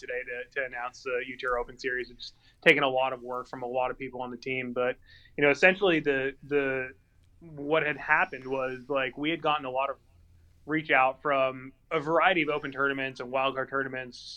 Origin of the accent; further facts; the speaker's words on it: Calabasas, California, United States; also born or lived in Encino, California; I'm from Calabasas, California